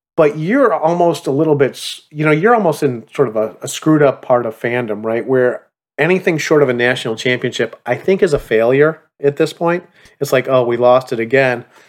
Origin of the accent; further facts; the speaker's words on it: Chicago, Illinois, United States; moved away; where I grew up in Chicago